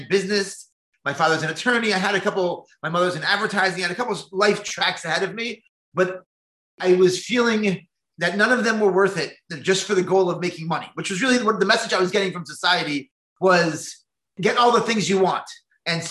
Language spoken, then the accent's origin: English; New Jersey, United States; I grew up in New Jersey as a very secular Jew.